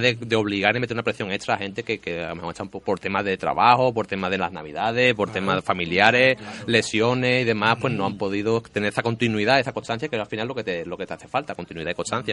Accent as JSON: {"language": "Spanish", "town": "Morón de la Frontera", "region": "Andalusia", "country": "Spain", "said": "nosotros que somos de Morón"}